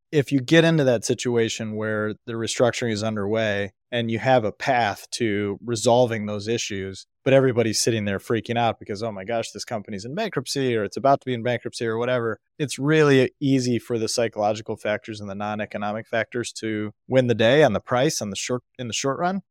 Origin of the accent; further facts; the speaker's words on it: United States; I was born in America in nineteen eighty into a family that valued education